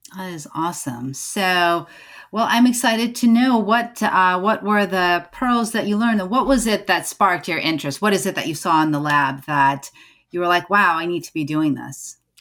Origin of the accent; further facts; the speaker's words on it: United States; I'm an American born certified O B G Y N